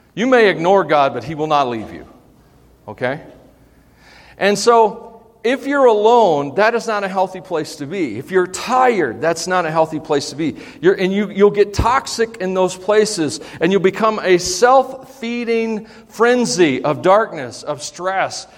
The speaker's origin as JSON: {"language": "English", "country": "United States", "said": "we, as American Christians"}